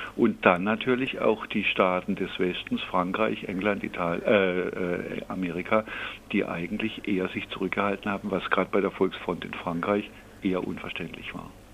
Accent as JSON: {"language": "German", "town": "Freiburg", "region": "Baden-Württemberg", "country": "Germany", "said": "Ich selber bin ja äh, aus Freiburg und in Freiburg auch politisch sozialisiert"}